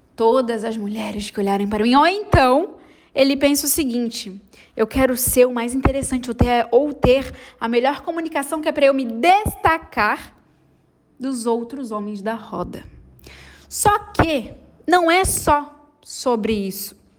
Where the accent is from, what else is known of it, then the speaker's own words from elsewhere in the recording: Florianópolis, Santa Catarina, Brazil; não sou carioca, sou, sou manezinha